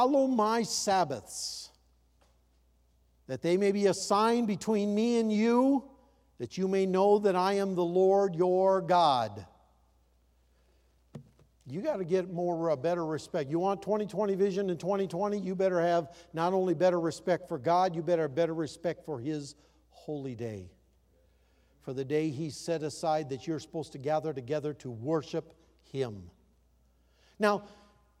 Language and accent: English; Iowa, United States; When I grew up in Iowa, we didn't have running water.